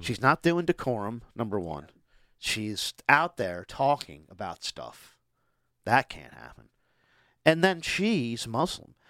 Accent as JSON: {"language": "English", "town": "Boxwood", "region": "Delaware", "country": "United States", "tie": "born or raised there", "said": "where I grew up in Boxwood"}